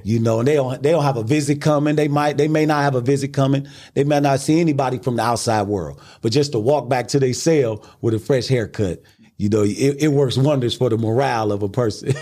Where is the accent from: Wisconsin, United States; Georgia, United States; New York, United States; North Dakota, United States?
Wisconsin, United States; Milwaukee; I'm from Milwaukee, Wisconsin